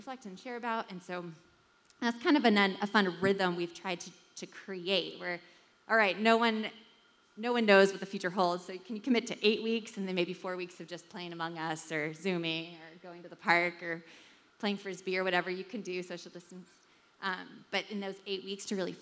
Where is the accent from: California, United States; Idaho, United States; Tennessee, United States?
California, United States; moved away; I'm from California. I've spent a lot of my time abroad